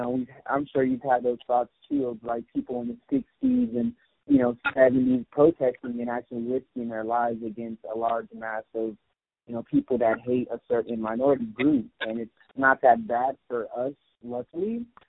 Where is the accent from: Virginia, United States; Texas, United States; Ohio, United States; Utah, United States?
Texas, United States; Austin; I've never experienced anything like that growing up here in Austin.